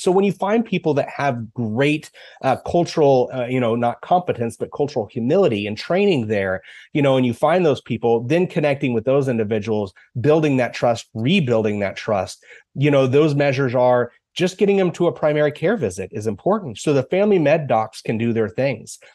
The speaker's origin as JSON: {"language": "English", "town": "Dodge City", "region": "Kansas", "country": "United States", "tie": "born or raised there", "also_born_or_lived": "Goodland, Kansas / Olathe, Kansas", "said": "I grew up in Dodge City, Kansas."}